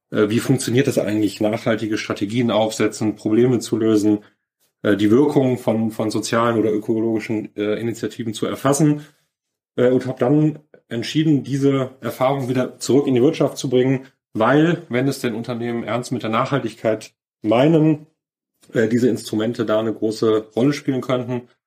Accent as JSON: {"language": "German", "town": "Cologne", "region": "North Rhine-Westphalia", "country": "Germany", "tie": "born or raised there", "said": "Ich bin äh, aufgewachsen, groß geworden in Köln"}